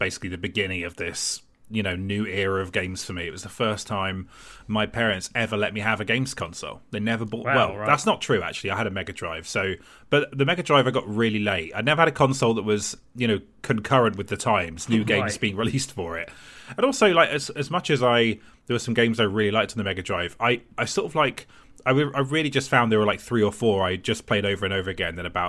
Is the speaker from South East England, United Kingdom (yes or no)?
yes; Gosport, South East England, United Kingdom; I grew up in Gosport in Hampshire, which is Tory heartland.